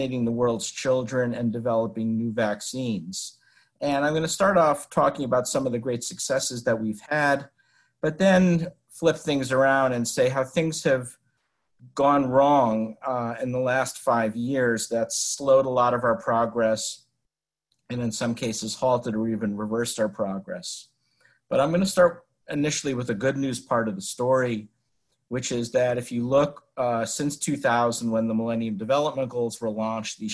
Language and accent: English; West Hartford, Connecticut, United States; moved away as an adult; I was born in Hartford and raised in West Hartford, went to Hall High School, and spent the first 18 years of my life in 18 years of my life in Hartford, Connecticut